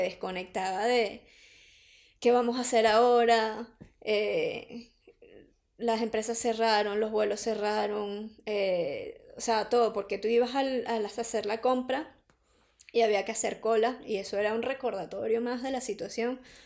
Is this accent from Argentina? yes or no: no; Venezuela; moved away as an adult; now in Madrid, Spain; como venezolanas eh, que hemos venido a, a Madrid a o a España a, a reiniciar nuestra vida